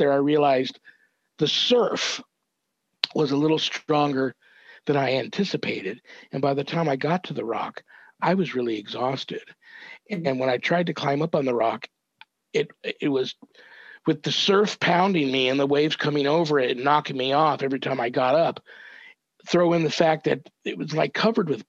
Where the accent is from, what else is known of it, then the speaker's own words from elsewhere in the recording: Los Angeles, California, United States; I'm 10 years old, growing up in Southern California, San Fernando Valley